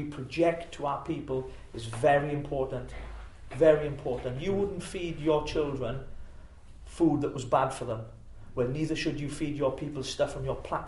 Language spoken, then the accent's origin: English; Llanelli, Wales, United Kingdom; my hometown is in Llanelli